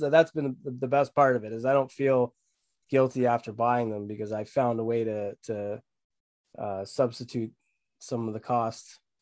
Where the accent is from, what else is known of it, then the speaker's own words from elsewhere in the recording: Barrie, Ontario, Canada; I'm from Barrie, Ontario